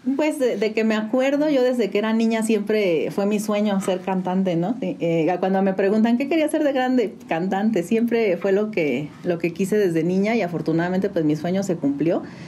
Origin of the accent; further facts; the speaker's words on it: San Juan del Río, Querétaro, Mexico; Yo nací en la ciudad de Querétaro, pero toda mi vida he vivido aquí en San Juan del Río